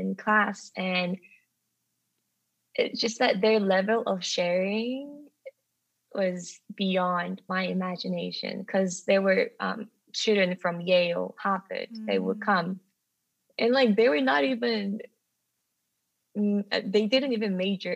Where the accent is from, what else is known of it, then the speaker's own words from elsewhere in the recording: Jeju, South Korea; English is a second language; moved away as an adult; also born or lived in England / Rochester, New York; my hometown, which is Jeju in South Korea